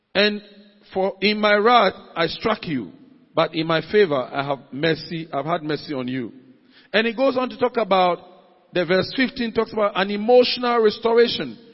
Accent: Ghana; as a Ghanaian, as a citizen of any nation that I belong

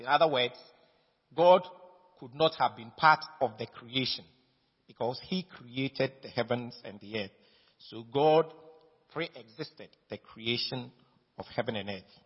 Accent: Ghana; I am a Ghanaian. My father and my mother were Ghanaians. I was born in Ghana by Ghanaian parentage

